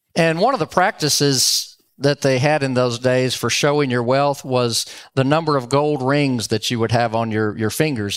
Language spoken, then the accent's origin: English; Dallas, Texas, United States; also born or lived in Louisiana; now in Round Rock, United States; I grew up in Dallas, went to Roger Staubach's last home game